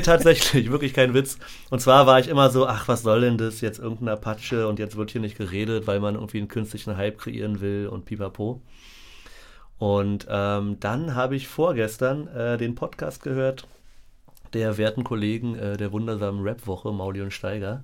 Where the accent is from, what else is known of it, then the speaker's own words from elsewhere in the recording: Berlin, Germany; meine Erinnerungen an meine Kindheit in Berlin sind tatsächlich sehr romantisch verklärt, weil ich einfach direkt an der Mauer gewohnt habe.